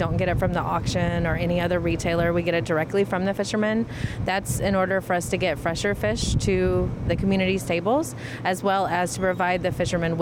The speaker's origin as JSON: {"language": "English", "region": "the South", "country": "United States", "moved": "yes", "lives_now": "Hawaii, United States", "said": "we are from the South."}